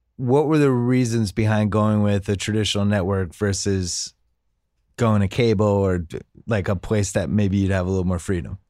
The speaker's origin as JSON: {"language": "English", "town": "Boston", "region": "Massachusetts", "country": "United States", "said": "I'm from Boston"}